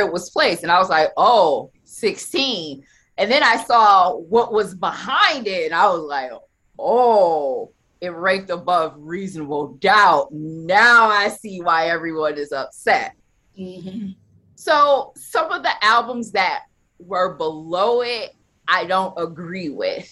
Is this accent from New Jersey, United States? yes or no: no; Buffalo, New York, United States; I'm from Buffalo